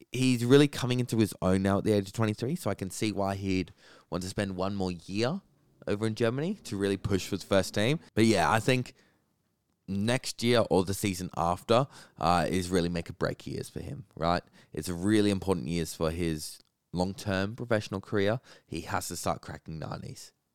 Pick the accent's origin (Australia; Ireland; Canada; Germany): Australia; as an Australian